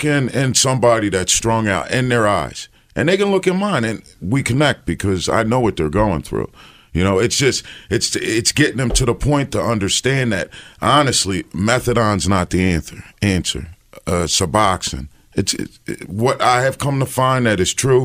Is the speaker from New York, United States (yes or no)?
no; New Jersey, United States; now in Philadelphia, United States; I come from New Jersey, upper class family